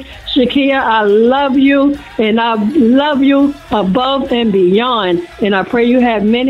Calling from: Jersey City, New Jersey, United States; I'm calling from Jersey City.

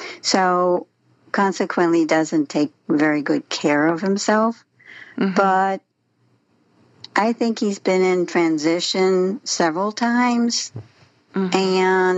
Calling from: Wentzville, Missouri, United States; I'm calling from Wentzville, Missouri.

